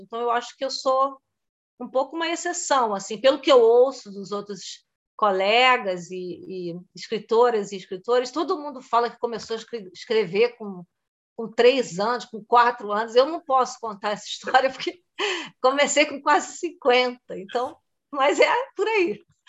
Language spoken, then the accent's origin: Portuguese; Rio de Janeiro, Brazil; moved away as an adult; now in Germany; eu sou carioca